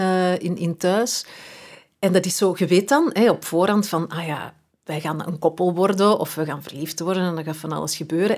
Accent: Edegem, Flanders, Belgium; moved away; ben verhuisd, maar als kind, ja, wij zijn alle twee van Eregem.

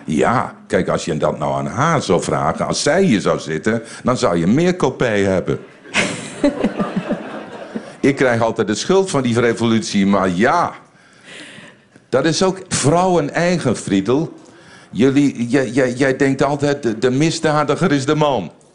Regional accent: Winschoten, Groningen, Netherlands; moved away as an adult; also born or lived in Bellingwolde, Netherlands / Brussels, Belgium; ik kom uit de Engelstilstraat in Winschoten

